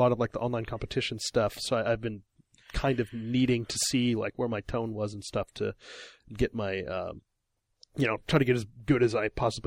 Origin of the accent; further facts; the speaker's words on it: Illinois, United States; now in Japan; I'm from Illinois, middle of America